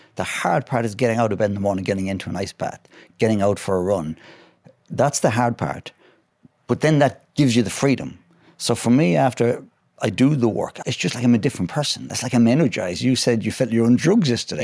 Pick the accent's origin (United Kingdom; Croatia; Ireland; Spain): Ireland; west of Ireland; I'm from, uh, the west of Ireland, a lovely place called Glennameadie